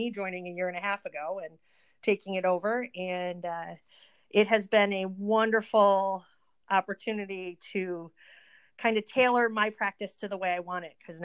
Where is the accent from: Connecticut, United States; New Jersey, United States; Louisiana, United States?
Connecticut, United States; moved away as an adult; also born or lived in New York / Montana; now in Green Bay, United States; I grew up in Connecticut